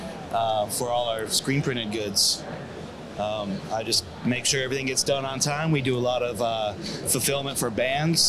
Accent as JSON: {"language": "English", "region": "Michigan", "country": "United States", "moved": "yes", "said": "I'm originally from Michigan"}